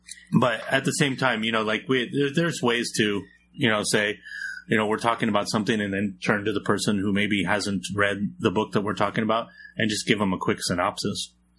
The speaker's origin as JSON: {"language": "English", "town": "San Jose", "region": "California", "country": "United States", "said": "I'm from San Jose, heart of the Silicon Valley. One of the biggest cities in America that most people have not heard of."}